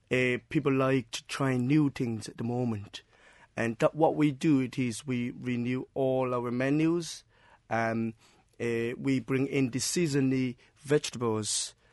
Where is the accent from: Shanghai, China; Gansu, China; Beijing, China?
Shanghai, China; English is a second language; moved away as an adult; now in Cork, Ireland; Myself is from China. At what part? Uh, I'm uh, from the Shanghai.